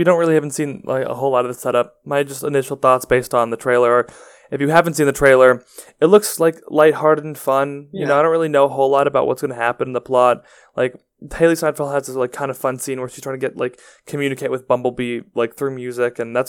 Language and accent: English; Texas, United States; I'm from Texas. I know how this works.